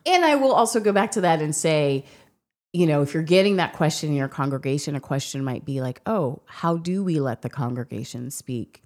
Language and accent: English; United States; being an American